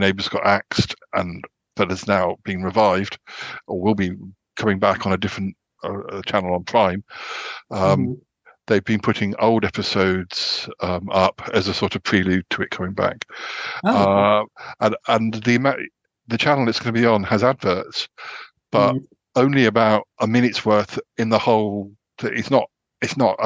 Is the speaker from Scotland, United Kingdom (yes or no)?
no; Salisbury, South West England, United Kingdom; moved away as an adult; also born or lived in Birmingham; now in near London, United Kingdom; I grew up in Salisbury, which is like nearish to Stonehenge